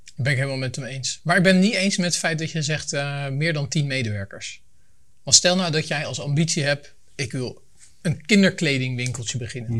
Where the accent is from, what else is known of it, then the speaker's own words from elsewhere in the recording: Leiden, South Holland, Netherlands; now in Voorschoten, Netherlands; Ik kom uit Leiden, woon in Voorschoten